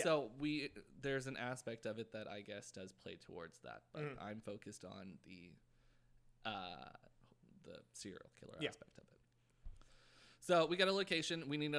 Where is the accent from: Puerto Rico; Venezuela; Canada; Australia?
Canada; now in United States; So I'm Canadian, so I don't have the right to vote or anything.